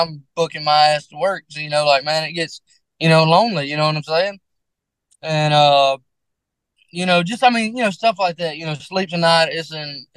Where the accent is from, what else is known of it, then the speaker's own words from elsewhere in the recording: Mississippi, United States; I'm from small town Mississippi